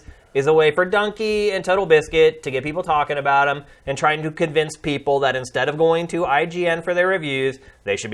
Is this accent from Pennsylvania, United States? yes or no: yes; Carlisle, Pennsylvania, United States; moved away; my hometown in Carlisle, Pennsylvania